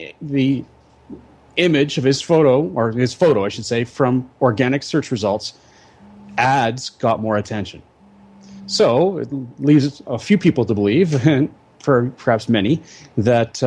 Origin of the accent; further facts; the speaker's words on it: Victoria, British Columbia, Canada; I'm a fifth generation Victorian.